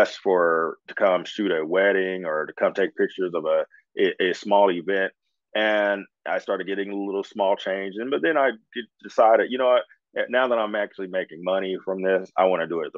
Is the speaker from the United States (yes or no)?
yes; Indianapolis, Indiana, United States; I grew up in Indy, I spent my summers on the East Coast, in Washington, D.C. and Maryland